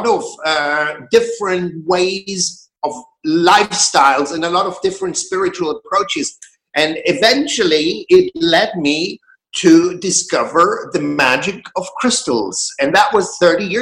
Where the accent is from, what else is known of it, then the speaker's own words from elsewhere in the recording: Germany; moved away as an adult; also born or lived in Berlin, Germany; now in Glastonbury, United Kingdom; I was born in Germany in a very small town, very conservative circumstances. At the age of 19, I decided to break free.